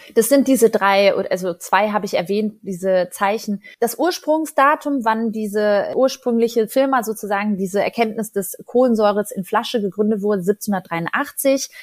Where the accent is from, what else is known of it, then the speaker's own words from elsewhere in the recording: Ruhr area, North Rhine-Westphalia, Germany; moved away; ich komme aus dem Ruhrgebiet und ich wohne da schon ganz lange nicht mehr. Und trotzdem muss ich sagen, hat das Ruhrgebiet als meine Heimat einen Stellenwert in meinem Leben